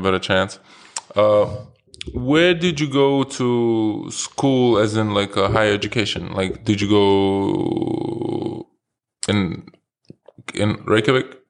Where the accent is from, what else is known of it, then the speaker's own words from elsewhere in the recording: New York City, New York, United States; growing up in New York